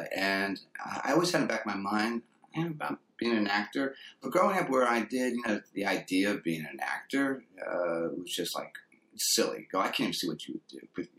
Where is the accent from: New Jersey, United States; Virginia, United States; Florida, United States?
New Jersey, United States; also born or lived in Texas; Actually, I'm from New Jersey.